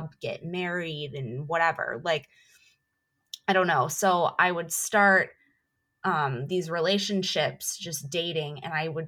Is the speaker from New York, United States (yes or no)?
yes; Buffalo, New York, United States; moved away as an adult; also born or lived in Orlando, Florida / Anaheim, California; I grew up in Buffalo, New York, and I lived in Orlando for most of my adult life